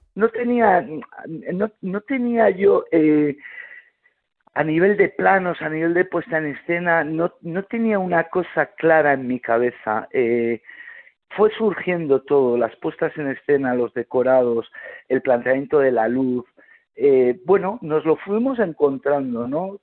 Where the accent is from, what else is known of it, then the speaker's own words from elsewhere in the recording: Mondragón, Basque Country, Spain; nací en Euskadi